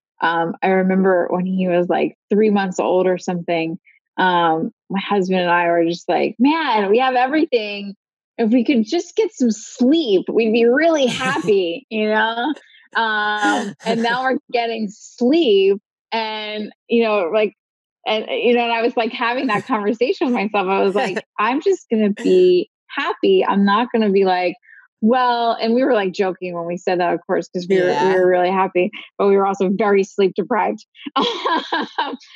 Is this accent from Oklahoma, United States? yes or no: no; Philadelphia, Pennsylvania, United States; I'm from Philly